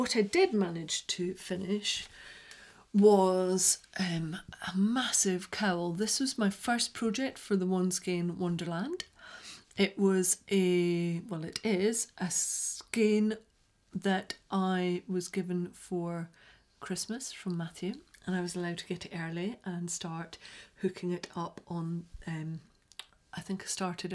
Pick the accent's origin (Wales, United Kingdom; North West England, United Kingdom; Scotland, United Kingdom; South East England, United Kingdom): Scotland, United Kingdom; accent: Scottish; moved away; I sound quite a lot more Scottish today than I usually do.